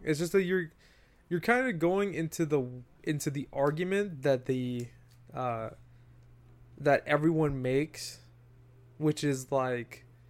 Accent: New York, United States; I'm saying this from New York, Westchester area boy, right?

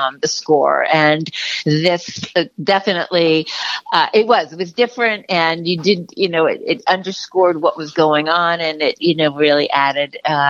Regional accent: East Coast, United States; I'm from the East Coast

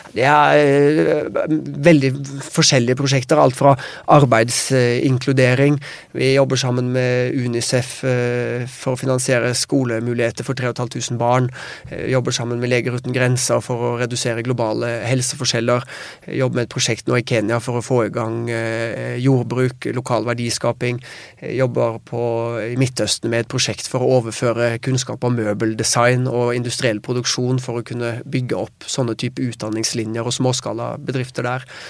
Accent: Norway; vi kommer fra Norge

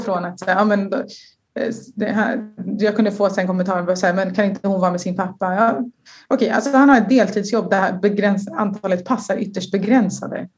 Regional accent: Sweden; jag är en tjej från Sverige

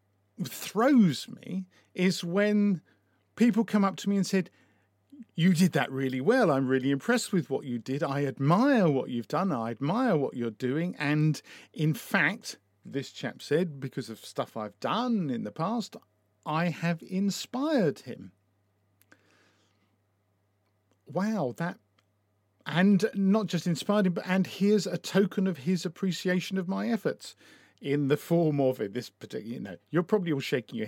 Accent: Essex, East of England, United Kingdom; now in Brighton and Hove, United Kingdom; I was brought up in Essex and I've lived in Brighton and Hove for a long time.

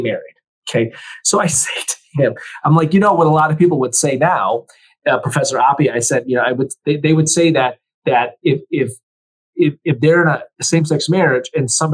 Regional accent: United States; I'm an American

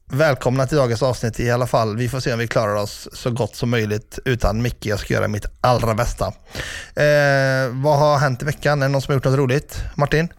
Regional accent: Ulricehamn, Västra Götaland, Sweden; i min hemstad, börjar vi i Ulricehamn

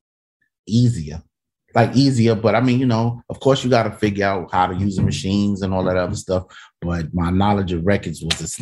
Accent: New York City, New York, United States; I'm from Soundview

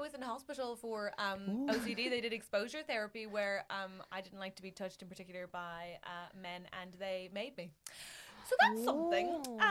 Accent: Ireland; I'm Irish, we're good.

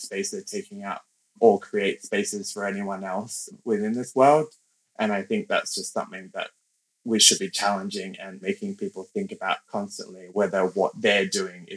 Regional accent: Canberra, Australian Capital Territory, Australia; first language English; now in London, United Kingdom; I grew up in Canberra in Australia

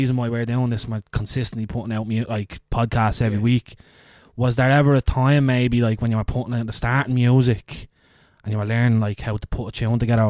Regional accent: Dublin, Leinster, Ireland; I'm from Ringsend originally

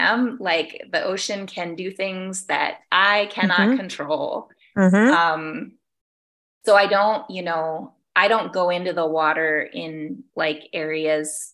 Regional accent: Virginia, United States; now in Tucson, United States; I was born in Virginia and I grew up going to Virginia Beach and Nag's Head in North Carolina

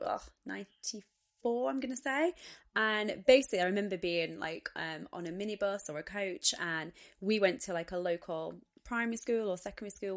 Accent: United Kingdom; being British, being female

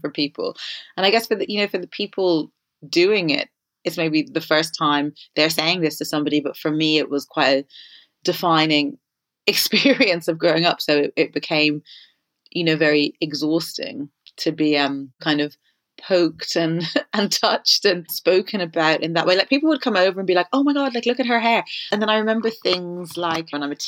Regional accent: Ireland; when I was growing up in Ireland

